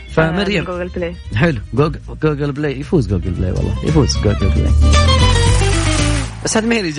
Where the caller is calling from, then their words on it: Jeddah, Makkah Province, Saudi Arabia; من جده